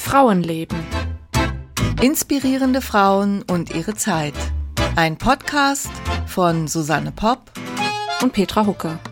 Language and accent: German; Rhineland-Palatinate, Germany; moved away; meine, äh, alte Heimat, äh, in die Südpfalz. Ähm, ich komme ja da aus der Gegend